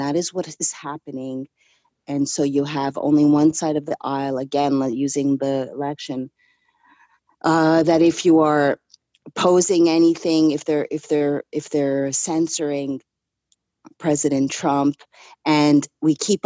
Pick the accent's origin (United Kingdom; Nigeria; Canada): Canada; being raised Canadian